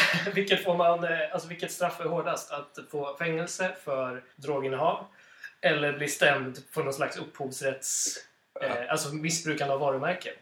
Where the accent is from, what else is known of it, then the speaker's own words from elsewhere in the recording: Stockholm, Stockholm County, Sweden; Som stockholmare